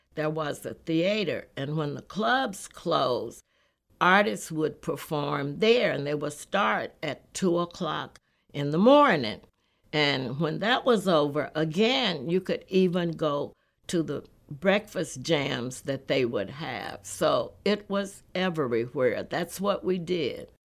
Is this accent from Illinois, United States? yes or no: no; Texas, United States; moved away; also born or lived in Los Angeles / Newark; I grew up in Texas on country and western music